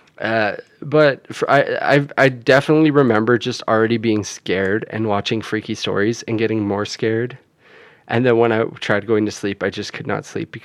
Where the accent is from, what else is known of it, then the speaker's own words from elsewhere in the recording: Canada; we grew up in Canada